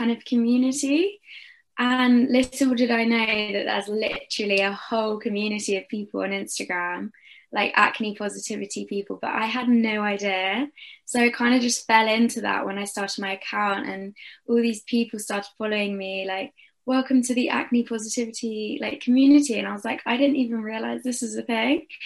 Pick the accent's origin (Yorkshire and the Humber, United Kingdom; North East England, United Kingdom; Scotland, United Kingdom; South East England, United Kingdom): North East England, United Kingdom; Durham; I'm from Durham in the UK